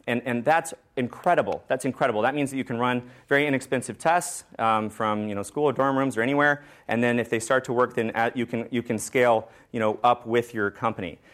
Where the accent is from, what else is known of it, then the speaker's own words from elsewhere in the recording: Georgetown, Texas, United States; I was born in Texas